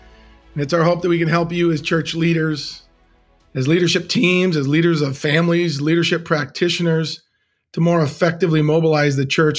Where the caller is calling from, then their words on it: Green Bay, Wisconsin, United States; I'm dialing in from Green Bay, Wisconsin today under the shadow of Lambeau Field, the frozen tundra.